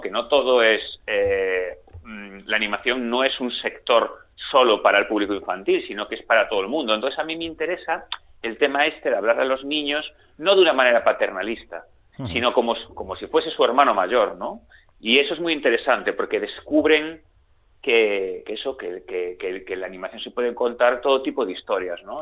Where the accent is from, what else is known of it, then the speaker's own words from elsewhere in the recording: Galicia, Spain; yo soy, como se me nota, soy gallego, aquí en la televisión de Galicia